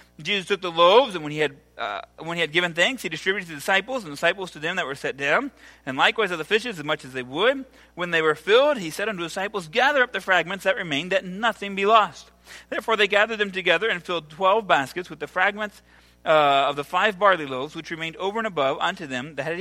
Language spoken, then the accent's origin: English; Ohio, United States; now in El Salvador; I'm from Ohio